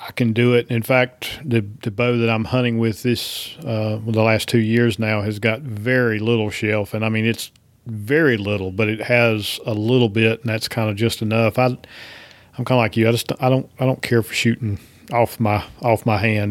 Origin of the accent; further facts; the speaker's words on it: East Coast, United States; moved away as an adult; now in Georgia, United States; I grew up on the East Coast